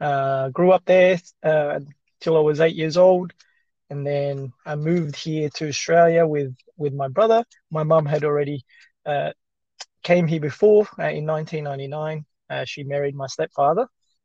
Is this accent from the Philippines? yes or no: yes; Philippines; English is a second language; So growing up in the Philippines, we had a Catholic background. Most of the people in our town were Catholics.